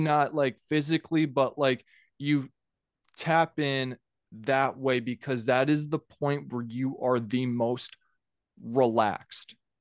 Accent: Minnesota, United States; also born or lived in Georgia; I'm from Minnesota

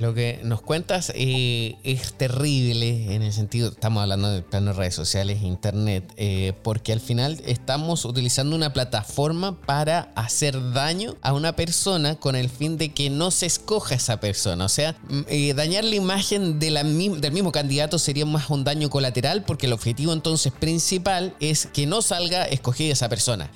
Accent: Chile; moved away; soy chileno y conozco también eh, lo que pasa allá en, en, Chile, a pesar de que no vivo allá hace muchísimo tiempo

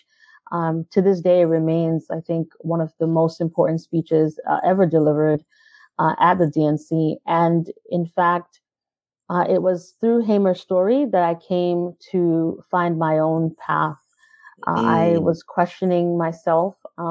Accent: New York City, New York, United States; also born or lived in Caribbean; I grew up in Brooklyn, New York. First, I was in Brownsville. And then mostly in Crown Heights.

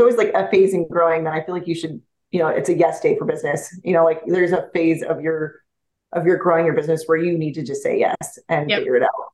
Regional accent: Montana, United States; moved away as an adult; I grew up in Montana.

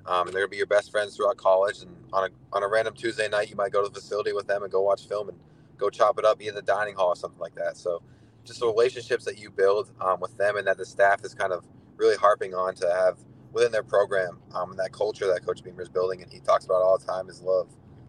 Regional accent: Massachusetts, United States; I'm from Massachusetts

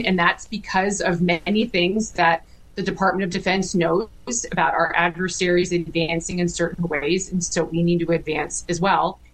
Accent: Fredericktown, Ohio, United States; I grew up in a small town in Ohio. Um, it's a farming town, um, small little town with two stoplights, and called Fredericktown, Ohio, in Knox County

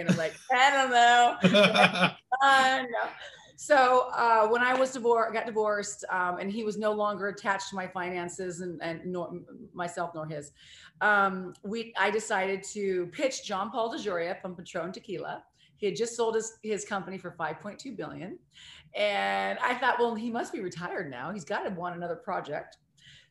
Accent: Missouri, United States; moved away; also born or lived in Seattle; I was born in Missouri

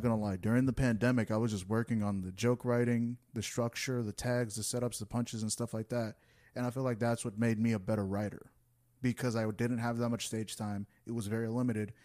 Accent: United States; I was born in the U S

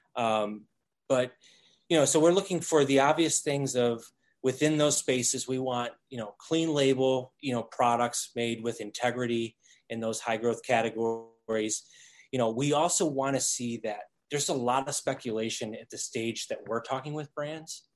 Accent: Toledo, Ohio, United States; moved away as an adult; also born or lived in Boulder, Colorado; moved back to the Midwest, oh, Toledo, Ohio, um, where I was born and raised.

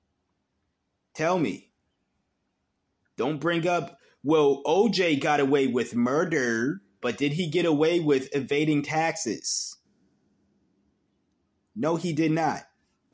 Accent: New England, United States; growing up in New England

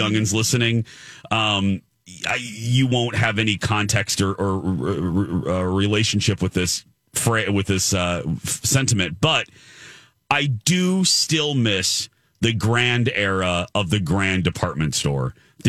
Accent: Michigan City, Indiana, United States; the Wally World didn't really come to us in Michigan City, Indiana, until like the 90s. And we did not have a Target. My hometown still doesn't.

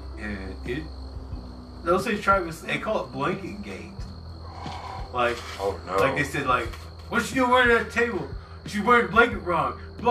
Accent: Oklahoma, United States; accent: Okie

